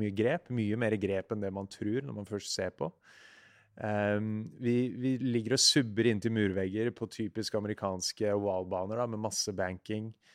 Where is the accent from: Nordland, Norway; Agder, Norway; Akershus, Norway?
Akershus, Norway; Siggerud; also born or lived in Ski; jeg vokste opp på Sigrud, som er eh, ja, 20-30 minutter øst for Oslo.